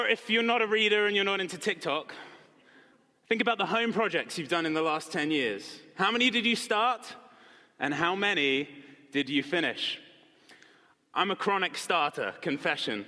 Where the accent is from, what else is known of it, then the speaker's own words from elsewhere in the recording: Marlow, South East England, United Kingdom; moved away; my hometown in England